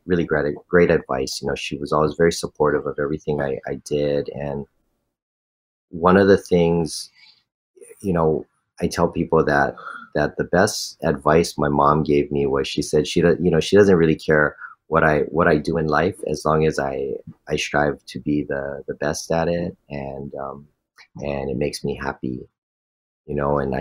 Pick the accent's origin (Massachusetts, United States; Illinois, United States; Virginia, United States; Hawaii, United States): Hawaii, United States; Honolulu; growing up in this community